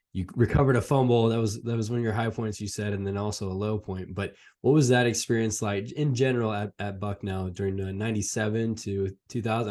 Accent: Fresno, California, United States; I grew up in Fresno, California, a Fresno State fan

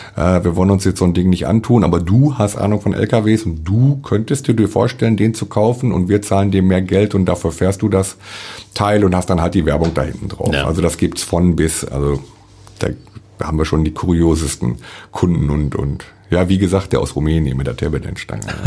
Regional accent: Dortmund, North Rhine-Westphalia, Germany; moved away as an adult; also born or lived in Cottbus; now in Krieschow, Germany; ich bin im Ruhrpott groß geworden in Dortmund

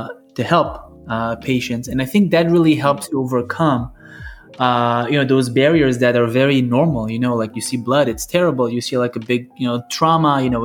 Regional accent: Israel; moved away; I was born and raised in Israel

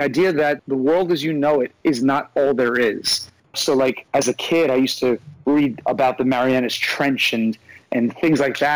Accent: New York, United States; as a New Yorker

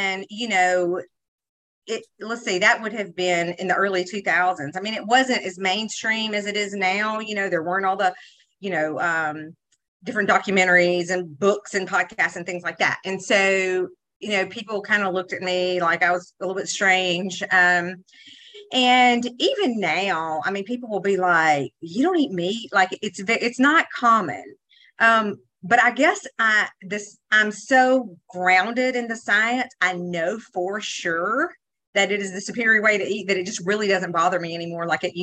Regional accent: Mississippi Delta, United States; I'm not only from Mississippi. I grew up in the most unhealthy part of the state of Mississippi

